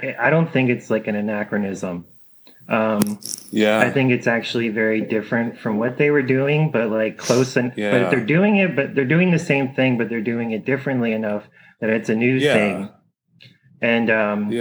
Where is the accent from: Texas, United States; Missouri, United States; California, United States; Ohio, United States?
Ohio, United States; moved away; I grew up in Ohio